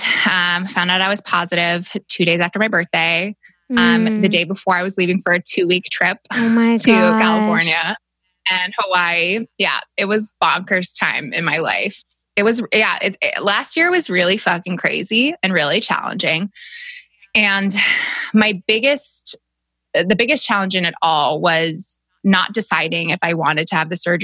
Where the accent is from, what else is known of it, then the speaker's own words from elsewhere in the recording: Canada; moved away; I'm from Canada originally